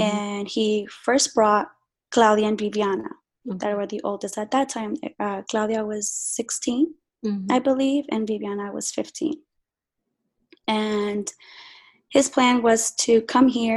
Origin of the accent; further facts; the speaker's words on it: Guatemala City, Guatemala Department, Guatemala; I am actually from Guatemala. My mm-hmm. family originally is from Guatemala. And I was born in Guatemala City